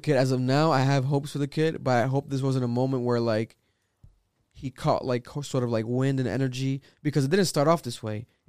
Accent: New England, United States; Obviously, we're from New England

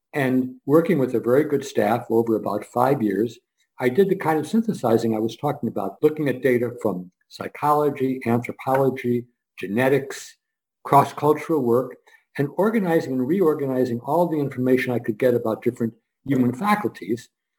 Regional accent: Scranton, Pennsylvania, United States; born there; Number one, I was born in Scranton, Pennsylvania, as he was.

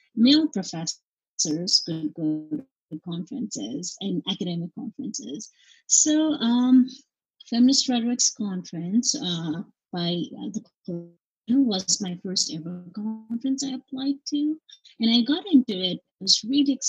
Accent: Nepal; now in United States; I'm from Nepal

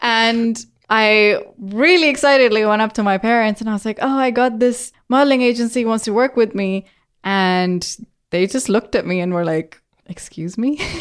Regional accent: Pakistan; now in England; I grew up in Pakistan

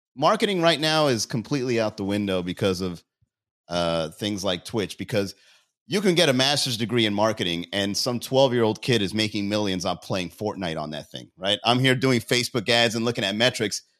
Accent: Miami, Florida, United States; I'm a comedian from Miami

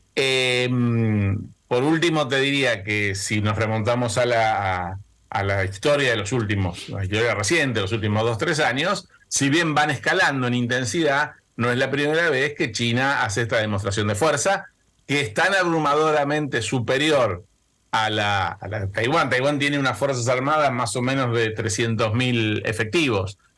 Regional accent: Argentina

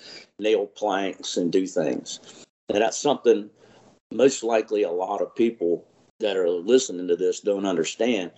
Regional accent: Dare County, North Carolina, United States; I grew up around the Dare County area here

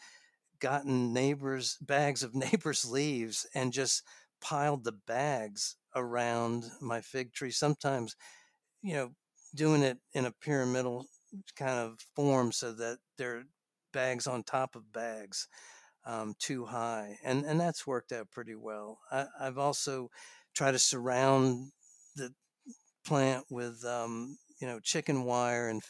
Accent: New York, United States; moved away; I grew up in New York

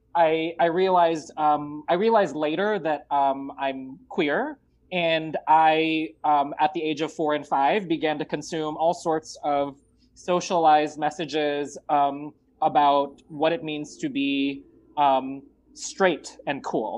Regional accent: Los Angeles, California, United States; also born or lived in Marikina, Philippines / Richmond, Virginia; in 1988, my family decided to come to the United States, and we landed here in the Los Angeles area in the South Bay.

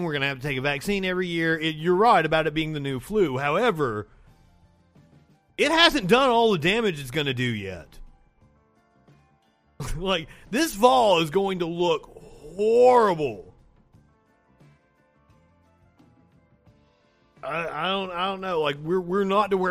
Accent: Kentucky, United States; I'm from Kentucky

